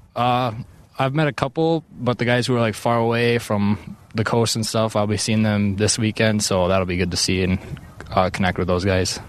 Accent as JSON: {"language": "English", "region": "Minnesota", "country": "United States", "tie": "born or raised there", "said": "growing up in Minnesota"}